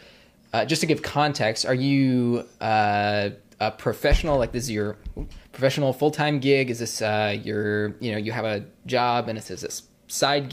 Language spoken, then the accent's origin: English; Vermont, United States; moved away; I'm actually originally from Vermont